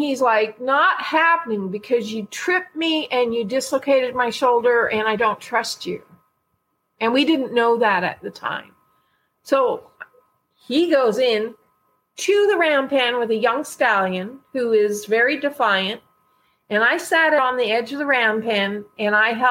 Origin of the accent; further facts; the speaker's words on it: Canada; I'm from Canada